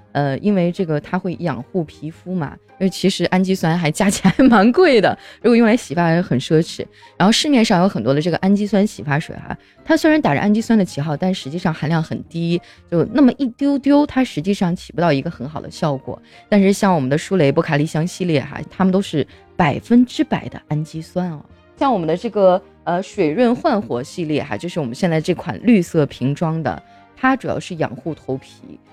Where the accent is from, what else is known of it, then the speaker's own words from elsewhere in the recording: northern China, China; 南方可能跟我们北方的差异啊